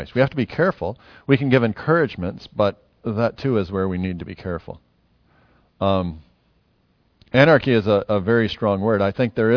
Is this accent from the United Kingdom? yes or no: no; United States; now in New Zealand; As an American